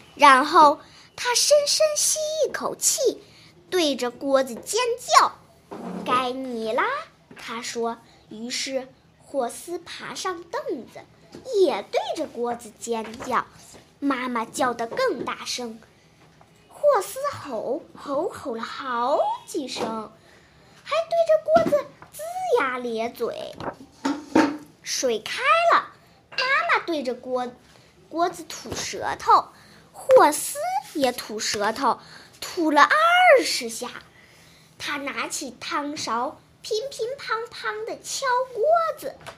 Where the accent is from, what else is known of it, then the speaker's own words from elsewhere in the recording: Shijiazhuang, Hebei, China; 我来自石家庄市，今年八岁了